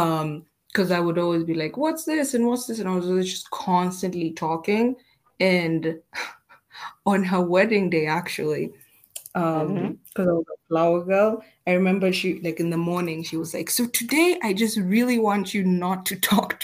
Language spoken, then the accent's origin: English; Siaya County, Kenya; I actually grew up, like, the first few years of my life, I grew up in Siaya. So, you know, those sides of like Victoria with my grandmother